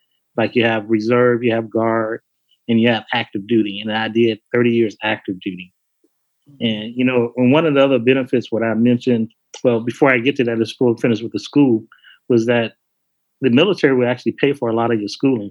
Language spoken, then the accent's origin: English; Chicago, Illinois, United States; moved away as an adult; me growing up in Chicago